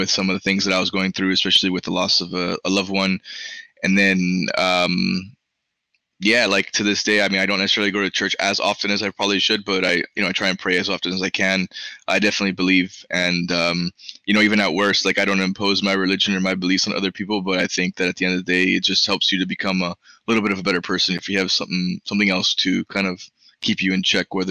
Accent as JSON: {"language": "English", "town": "Miami", "region": "Florida", "country": "United States", "tie": "born or raised there", "first_language": "Spanish", "second_language": "English", "said": "I grew up in Miami."}